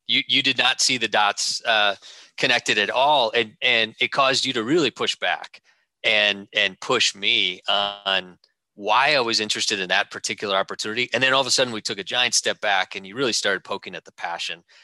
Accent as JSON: {"language": "English", "region": "Wisconsin", "country": "United States", "tie": "born or raised there", "also_born_or_lived": "Madison, Wisconsin / Sheboygan, Wisconsin", "said": "growing up in Wisconsin, uh, Madison and uh, uh, and Sheboygan"}